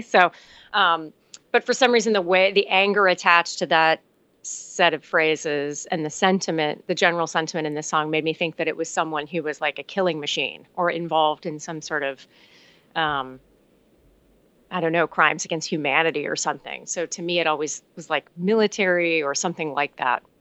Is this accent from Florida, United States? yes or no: yes; Miami, Florida, United States; I'm from Miami